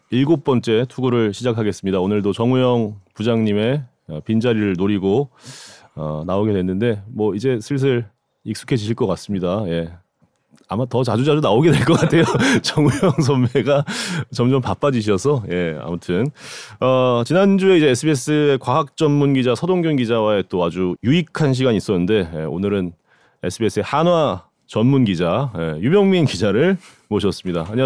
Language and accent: Korean; Daejeon, South Korea; 제가 보문산 뒷자락에서 태어났습니다. 아. 아 진짜로? 동네가 어디 어디죠? 저희 대사동.